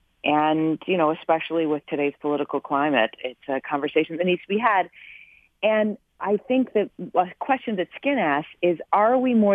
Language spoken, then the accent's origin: English; Farmington Hills, Michigan, United States; moved away; born and raised in Farmington Hills.